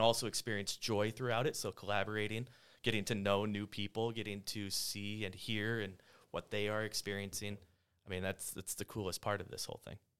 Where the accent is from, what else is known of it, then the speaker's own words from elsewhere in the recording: South Dakota, United States; moved away as an adult; I grew up in South Dakota. Four years ago, I moved here with my family